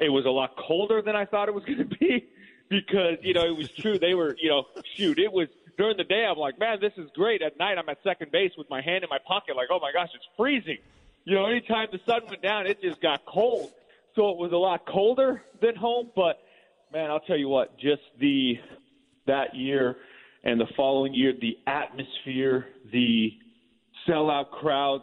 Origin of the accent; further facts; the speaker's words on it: Southern California, United States; I grew up in Southern California